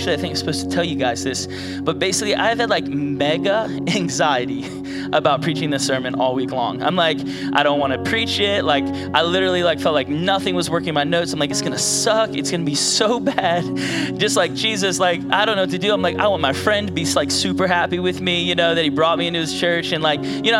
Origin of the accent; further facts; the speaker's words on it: Virginia Beach, Virginia, United States; moved away as an adult; now in outside Washington, DC, United States; I'm from Virginia Beach area.